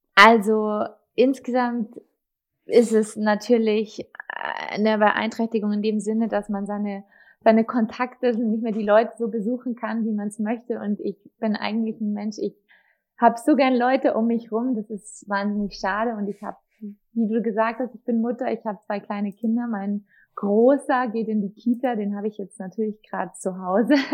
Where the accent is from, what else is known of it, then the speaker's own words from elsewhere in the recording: Markt Indersdorf, Bavaria, Germany; also born or lived in Munich; ich bin ja in Dachau, im Markt Indersdorf geboren, im Landkreis Dachau